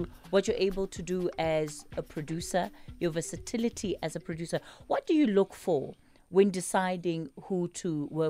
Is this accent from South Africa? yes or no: yes; South Africa; And the minute I say I'm South African and you're from Kenya, then there's an automatic othering that comes in.